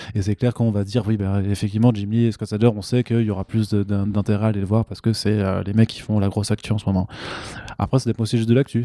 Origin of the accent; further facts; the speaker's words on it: France; en tant que Français